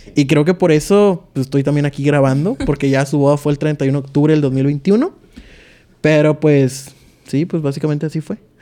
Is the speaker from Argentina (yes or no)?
no; Tijuana, Baja California, Mexico; soy de Tijuana, Baja California.